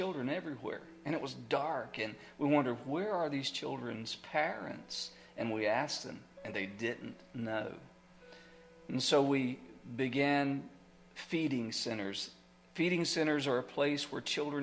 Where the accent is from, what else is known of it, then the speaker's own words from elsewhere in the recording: United States; I'm an ambassador from America